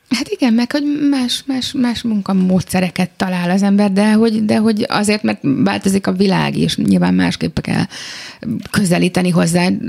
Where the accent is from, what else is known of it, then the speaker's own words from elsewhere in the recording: Budapest, Hungary; a saját szülővárosomban